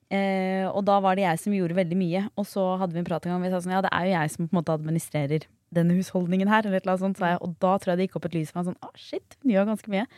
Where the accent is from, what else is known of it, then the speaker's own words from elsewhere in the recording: Bærum, Akershus, Norway; Jeg er jo fra Bærum